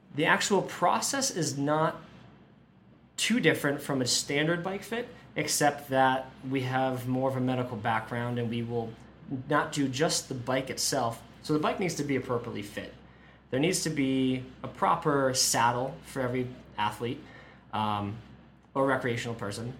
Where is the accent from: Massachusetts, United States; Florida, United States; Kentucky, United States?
Massachusetts, United States; now in Boulder, United States; I'm from the East Coast, Massachusetts originally, and we don't have a ton of adventure sports